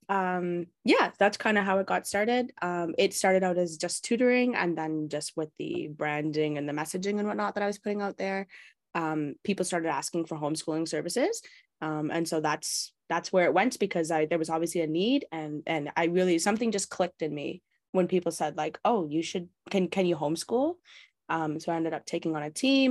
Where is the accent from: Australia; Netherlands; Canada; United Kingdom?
Canada; I'm Canadian born and bred